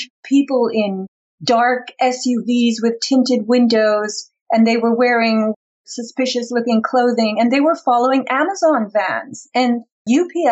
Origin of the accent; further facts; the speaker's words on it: East Coast, United States; moved away; I come from the East Coast